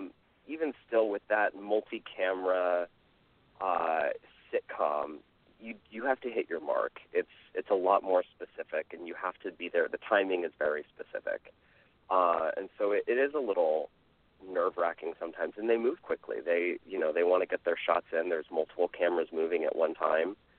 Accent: Bay Area near San Francisco, California, United States; I grew up in the Bay Area near San Francisco

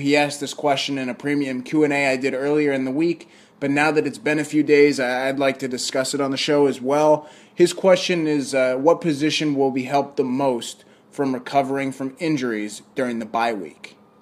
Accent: Virginia, United States; moved away; I'm from Virginia

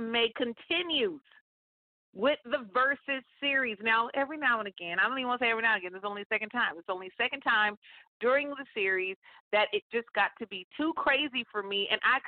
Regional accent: Northern California, United States; moved away as an adult; also born or lived in Atlanta, Georgia; born and raised in Northern California. After high school, graduated, moved, and went to college in Atlanta, Georgia, and lived there for over 15 years

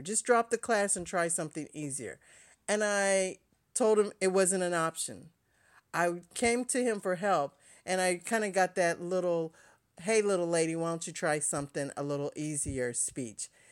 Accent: Ohio, United States; growing up in Ohio, there was a company called N C R

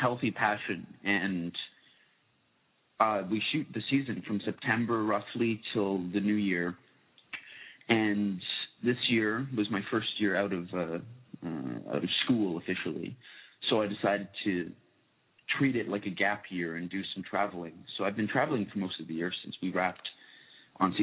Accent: Toronto, Ontario, Canada; I'm from Toronto

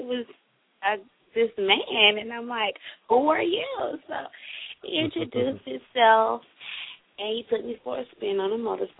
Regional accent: Central Florida, United States; Central Florida.

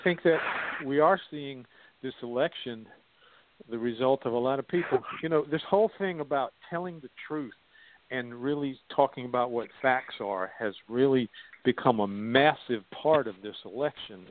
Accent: South Carolina, United States; I grew up in South Carolina and went to school there

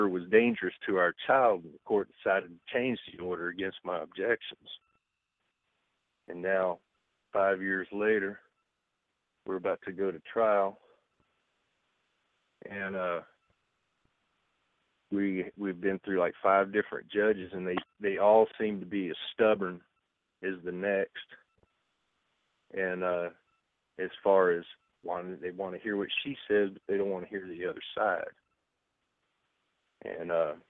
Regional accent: Texas, United States; now in San Bernardino, United States; I'm from Texas

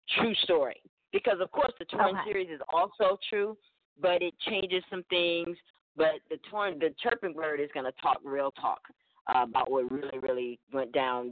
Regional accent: Alabama, United States; I'm from Alabama

